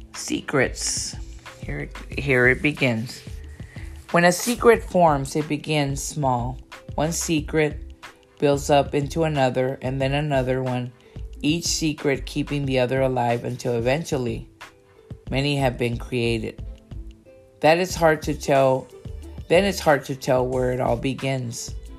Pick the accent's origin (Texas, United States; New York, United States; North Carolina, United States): Texas, United States; Brownsville; her and I grew up in Brownsville, Texas